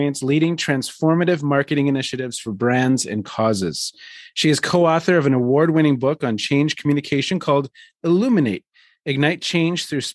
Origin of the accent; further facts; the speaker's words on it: a suburb of Minneapolis, Minnesota, United States; moved away; I grew up in a suburb of Minneapolis.